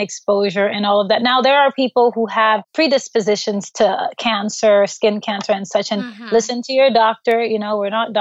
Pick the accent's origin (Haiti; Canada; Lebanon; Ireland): Haiti; moved away; growing up in Haiti, third world country